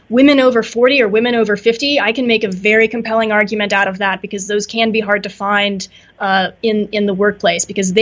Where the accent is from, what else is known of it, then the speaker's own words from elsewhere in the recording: the South, United States; I'm from the South, and our expression there is clean like the preacher's sheets.